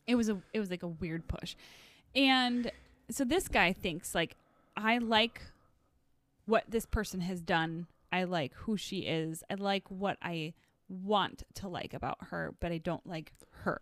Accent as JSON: {"language": "English", "region": "the Northwoods", "country": "United States", "said": "I was from the Northwoods"}